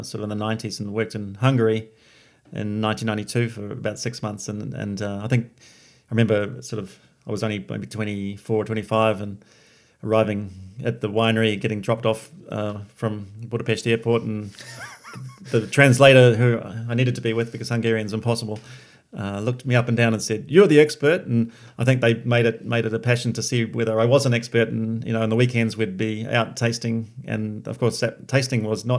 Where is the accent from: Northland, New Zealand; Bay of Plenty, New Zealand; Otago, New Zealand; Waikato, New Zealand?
Bay of Plenty, New Zealand; Katikati; also born or lived in Taranaki; now in Hawke's Bay, New Zealand; my father then got into sheep and beef in the Bay of Plenty in a little town called Katikati